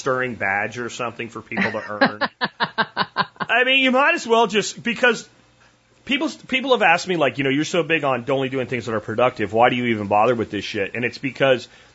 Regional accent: Pennsylvania, United States; moved away as an adult; I grew up in Pennsylvania

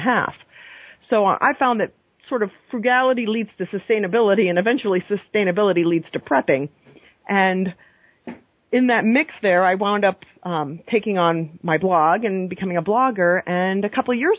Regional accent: Maine, United States; now in New York, United States; growing up in Maine in the 80s

